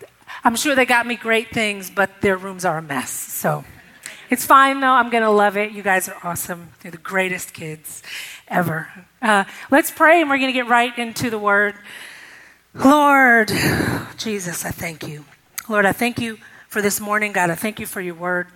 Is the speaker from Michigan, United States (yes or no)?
yes; Detroit, Michigan, United States; moved away as an adult; now in Nashville, United States; I grew up in Detroit, Michigan. I came to Nashville to go to Tennessee State